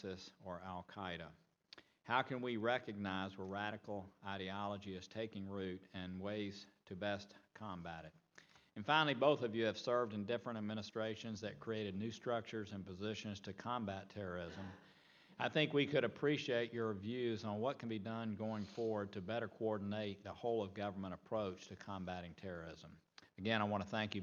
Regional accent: Chattanooga, Tennessee, United States; my hometown of Chattanooga

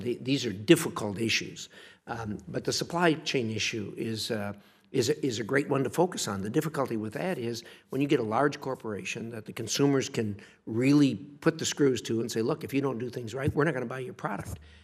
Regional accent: United States; I'm an American. I grew up here

